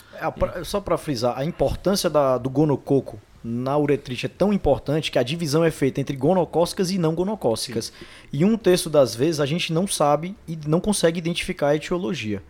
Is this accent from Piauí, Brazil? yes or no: yes; Teresina, Piauí, Brazil; moved away as an adult; now in São Paulo, Brazil; eu sou de Teresina, no Piauí, fiz clínica médica aqui na Unifesp junto com os meninos